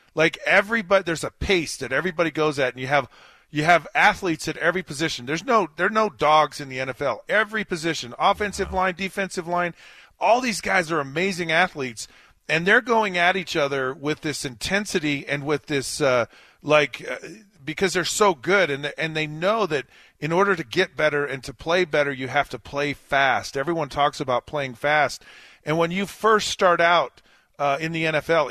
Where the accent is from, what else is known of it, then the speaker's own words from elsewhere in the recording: Utah, United States; moved away as an adult; I grew up in Utah.